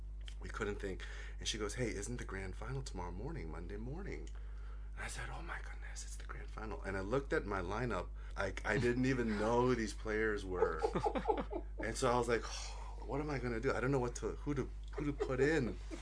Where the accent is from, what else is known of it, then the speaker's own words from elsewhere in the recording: Sydney, New South Wales, Australia; Like, I just wanted to learn rugby league, growing up in Sydney.